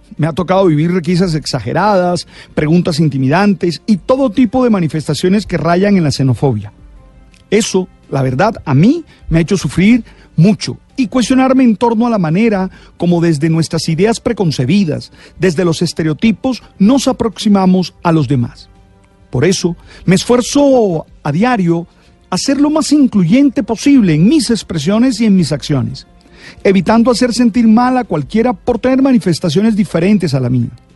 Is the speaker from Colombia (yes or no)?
yes; Colombia; no todos los colombianos somos narcotraficantes